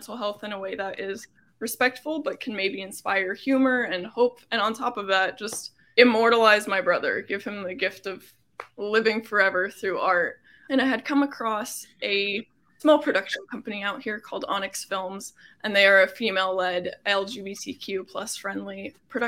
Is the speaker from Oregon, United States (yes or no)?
no; Coplay, Pennsylvania, United States; moved away as an adult; also born or lived in Boston; now in Los Angeles, United States; I grew up in Coplay, was a 2017 graduate of Whitehall High School.